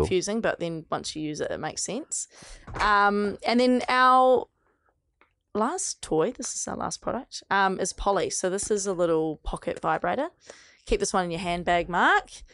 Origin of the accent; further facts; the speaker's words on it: New Zealand; accent: New Zealand; my New Zealand accent